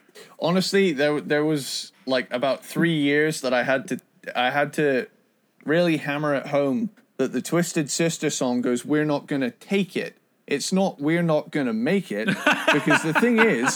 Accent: United Kingdom; because I'm a British guy

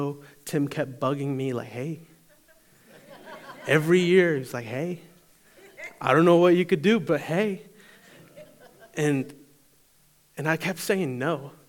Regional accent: Eastern North Carolina, United States; I grew up in Eastern North Carolina. And I was in high school at North Pitt. So I went to North Pitt right here in town.

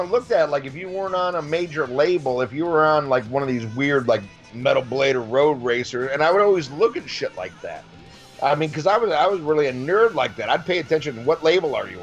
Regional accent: Midwest, United States; growing up in the Midwest as a Midwest metalhead

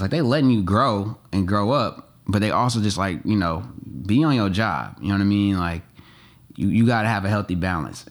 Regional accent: Oakland, California, United States; moved away as an adult; also born or lived in Atlanta; I grew up in Oakland, but I became a, a man in Atlanta

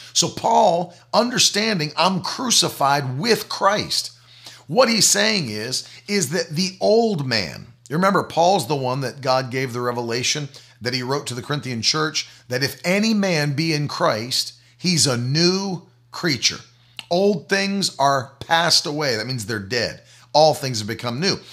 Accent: the South, United States; I come from the South

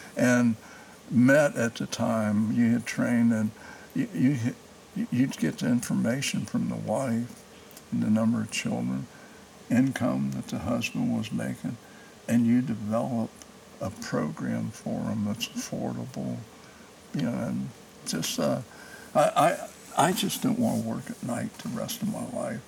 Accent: Cincinnati, Ohio, United States; moved away as an adult; now in Indiana, United States; I grew up in Price Hill on Rutledge Avenue

